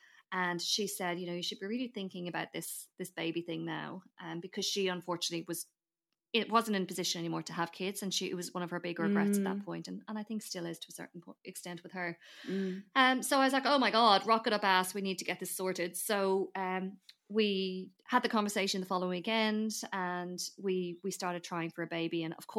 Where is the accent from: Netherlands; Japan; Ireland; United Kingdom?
Ireland; moved away as an adult; now in Australia; So I am obviously originally from Ireland, for anyone who you know, one day I feel like I'll say that and people go, no way, you sound Australian. So I arrived in Australia 10 years ago this year